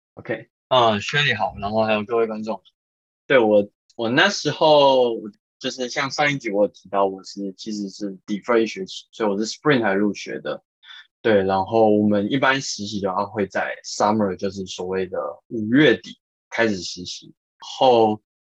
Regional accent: Yilan County, Taiwan; moved away; 然后但是因为刚好呃我是宜兰人，所以我比较不太 care 下雨这件事

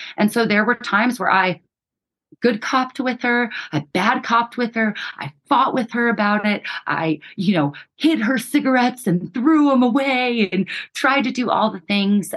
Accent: New Mexico, United States; we grew up in New Mexico poor, uneducated, unhealthy state

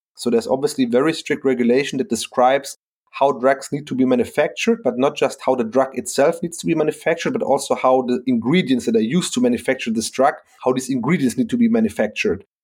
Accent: Frankfurt, Hesse, Germany; I'm from Frankfurt

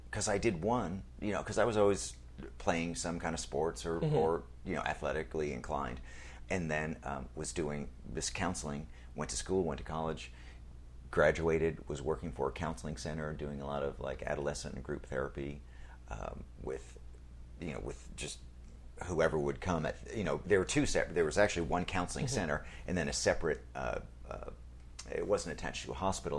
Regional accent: New York, United States; Out towards West Hampton.

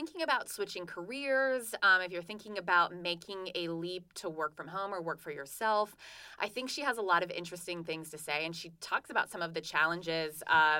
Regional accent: Pittsburgh, Pennsylvania, United States; now in Asheville, United States; I'm also from the Pittsburgh area

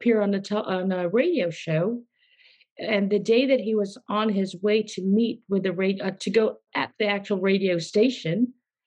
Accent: Philippines; I was born in the Philippines, and my parents were well known in the philanthropy, humanitarian, and my father was a doctor

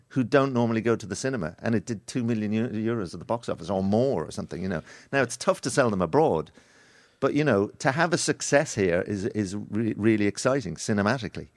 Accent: Ireland

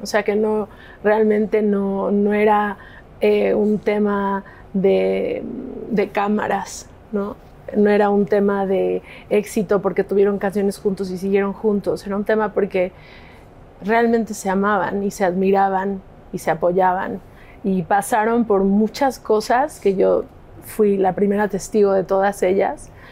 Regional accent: Mexico; also born or lived in Los Angeles, United States; en Estados Unidos. Entonces nos mudamos ahí en esa época un montón de tiempo a México

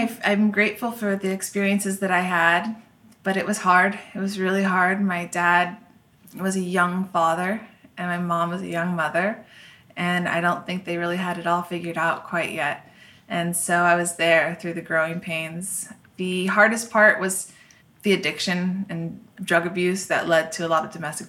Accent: Orange, California, United States; born there; I was born in Orange, and my family moved a lot when I was growing up.

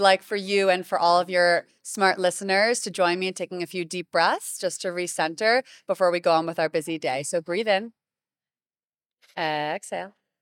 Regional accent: Greenwich, Connecticut, United States; moved away as an adult; now in Miami, United States; I grew up in Connecticut

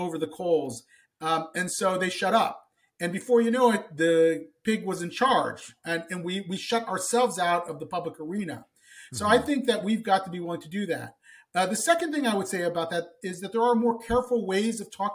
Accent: Columbus, Ohio, United States; I grew up in Columbus, Ohio

